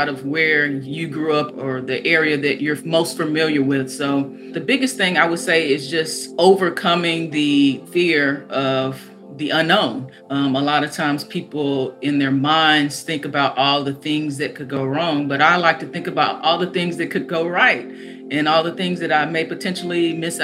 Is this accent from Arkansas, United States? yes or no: yes; Arkansas, United States; also born or lived in Nashville, Tennessee; growing up in Arkansas, I used to travel with my family quite a bit